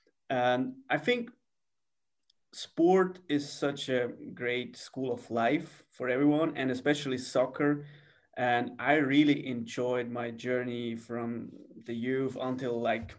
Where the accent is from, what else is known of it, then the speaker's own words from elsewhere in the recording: near Zurich, Switzerland; English is a second language; moved away as an adult; now in Los Angeles, United States; Okay, I live like 10 minutes from Zurich away. It's a small city with around like 50,000 people there, and it's almost 10 minutes away from Zurich.